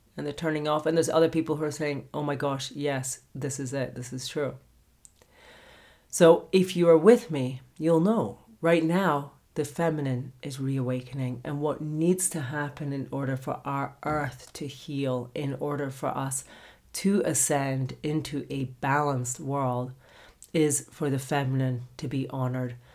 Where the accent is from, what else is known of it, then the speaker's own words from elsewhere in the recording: Scotland, United Kingdom; moved away; I'm from Scotland originally